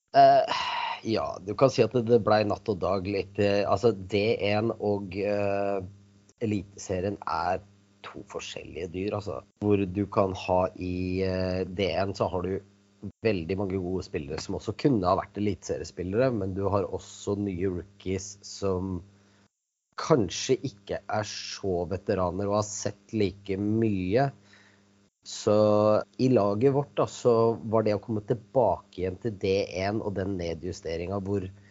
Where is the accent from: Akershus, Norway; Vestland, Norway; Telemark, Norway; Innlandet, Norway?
Akershus, Norway; Kolbotn; moved away as an adult; now in Moss, Norway; jeg er født og oppvokst på Kolbotn